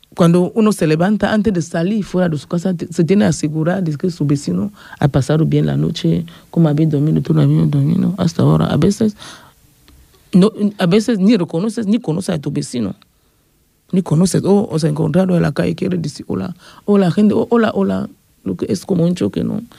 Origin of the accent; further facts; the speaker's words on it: Yaoundé, Centre, Cameroon; moved away as an adult; also born or lived in Bafoussam, Cameroon; now in Ripollet, Spain; Soy de Camerún. Nací en Yaoundé